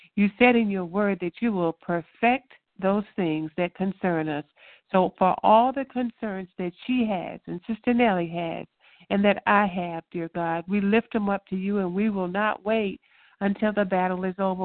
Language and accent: English; Louisiana, United States; moved away; we're from Louisiana. We like catfish